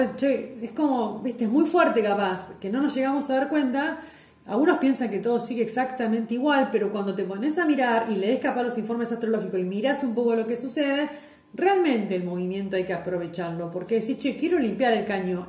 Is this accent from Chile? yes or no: no; Lobos, Buenos Aires Province, Argentina; en mi pueblo, en Lobos